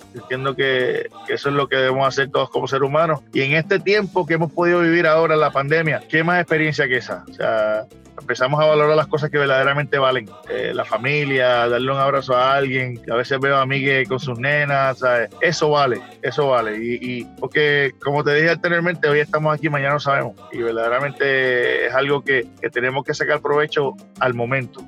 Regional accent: Puerto Rico; born or raised there; moved away

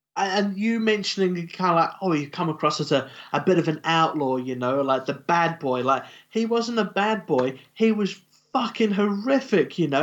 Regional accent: New Zealand; we're from New Zealand

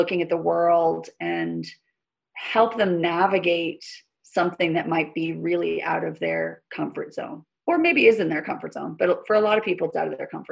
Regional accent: Maine, United States; being a child in the beaches of Maine in the freezing cold water of the ocean

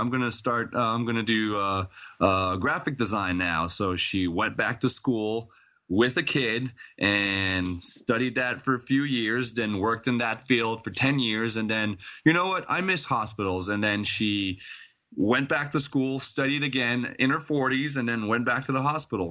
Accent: Montreal, Quebec, Canada; Montreal mostly, or around Montreal. But yes, we are all French Canadians from Montreal.

